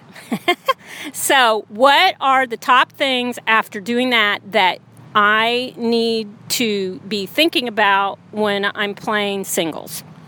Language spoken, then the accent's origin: English; Houston, Texas, United States; here in my hometown in Houston